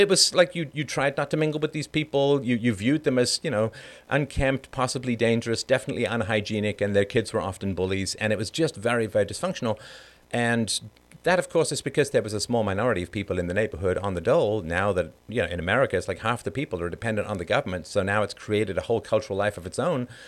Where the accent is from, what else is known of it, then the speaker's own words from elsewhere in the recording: London, United Kingdom; also born or lived in Ireland; I was born in Ireland, but I grew up in a council estate in London.